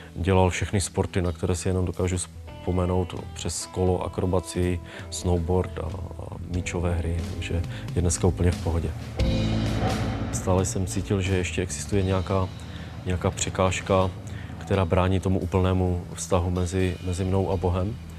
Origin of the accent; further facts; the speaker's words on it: Czechia; also born or lived in Havířov; jsem z Tědlicka